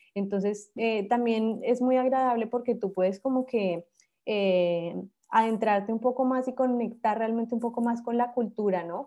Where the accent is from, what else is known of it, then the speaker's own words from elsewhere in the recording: Bogotá, Colombia; moved away; Yo soy de Bogotá